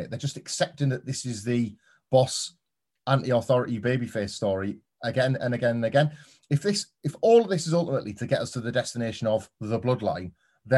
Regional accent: United Kingdom; us Brits

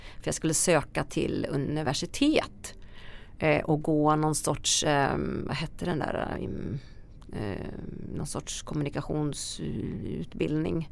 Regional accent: Västerås, Västmanland, Sweden; där kommer jag ifrån Västerås

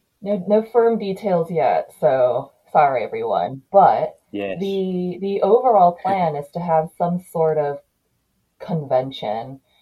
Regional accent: United States; I'm from America.

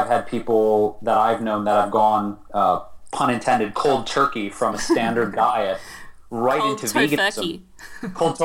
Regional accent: Detroit, Michigan, United States; now in Los Angeles, United States; my hometown, Detroit

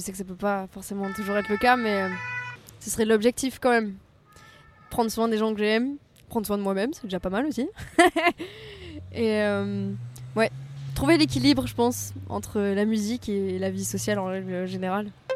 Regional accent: Provence-Alpes-Côte d'Azur, France; now in Paris, France; je ne pourrai jamais me défaire du soleil et de la mer en tant que bonne provençale

